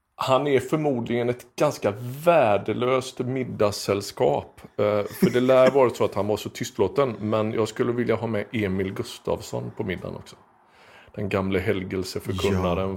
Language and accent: Swedish; Skepplanda, Västra Götaland, Sweden; also born or lived in Frölunda, Gothenburg; Och sen flyttade vi norr om Göteborg